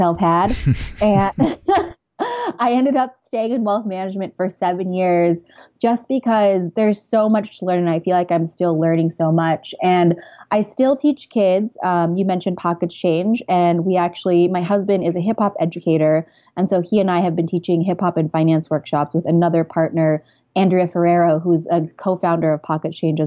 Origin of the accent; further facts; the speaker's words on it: California, United States; moved away as an adult; also born or lived in Santa Barbara; now in New York, United States; I'm originally from California